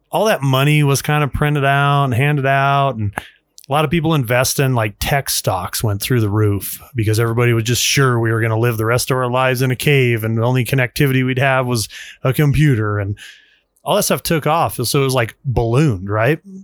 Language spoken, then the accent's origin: English; Utah, United States; moved away; I grew up in Utah.